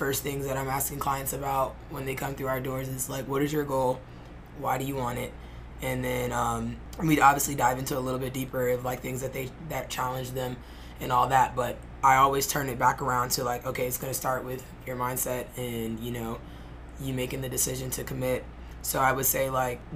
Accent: Charlotte, North Carolina, United States; now in Florida, United States; We're originally from Charlotte

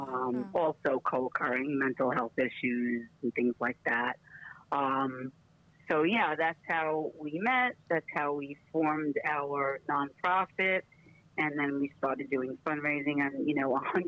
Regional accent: New York City, New York, United States; moved away as an adult; now in Florida, United States; I am from Brooklyn, New York, originally

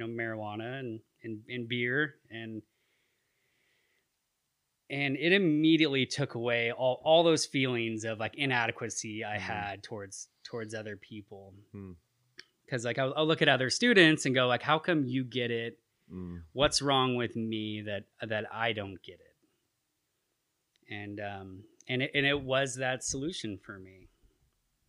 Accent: Petaluma, California, United States; now in Chico, United States; I was raised in Sonoma County

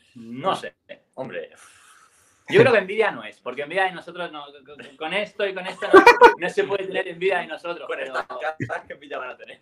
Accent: Elche, Valencian Community, Spain; Nosotros somos de Elche, un, una ciudad eh, cerca de, Alicante.

